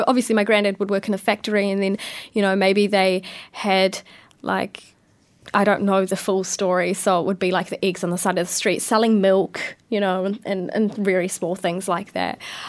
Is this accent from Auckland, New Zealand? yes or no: no; Porirua, Wellington, New Zealand; Yeah, so I was born in Kenepuru Hospital. I went to primary at St. Teresa's School in Plymouth, so very local.